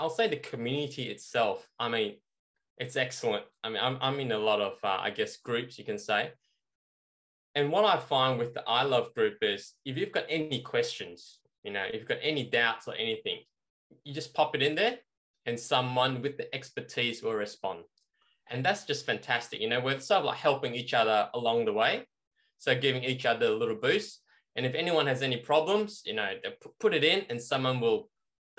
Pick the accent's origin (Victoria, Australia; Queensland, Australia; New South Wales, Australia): Victoria, Australia; Melbourne; we're from Melbourne, you know, so inner city.